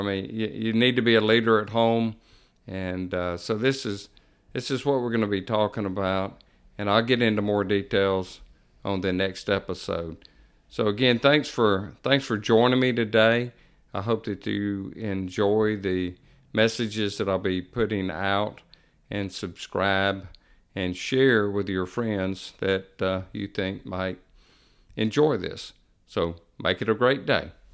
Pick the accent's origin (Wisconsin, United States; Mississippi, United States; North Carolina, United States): Mississippi, United States; Jackson; moved away as an adult; also born or lived in Pearl River County, Mississippi; now in Picayune, United States; I grew up in Jackson, Mississippi, moved to Pearl River County area in nineteen ninety-eight